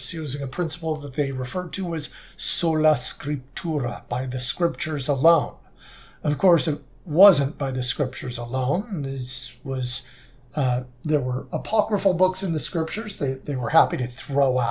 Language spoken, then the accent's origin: English; Southern California, United States; when I was growing up in Southern California